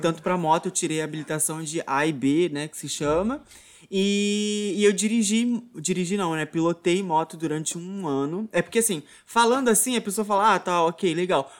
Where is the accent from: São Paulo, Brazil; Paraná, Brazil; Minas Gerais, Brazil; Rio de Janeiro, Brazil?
Rio de Janeiro, Brazil; Muriqui; toda a minha infância foi aqui em Muriqui, né, onde eu tô aqui atualmente